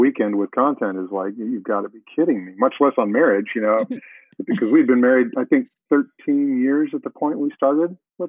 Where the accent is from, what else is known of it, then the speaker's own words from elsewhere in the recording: North Dakota, United States; I was born in North Dakota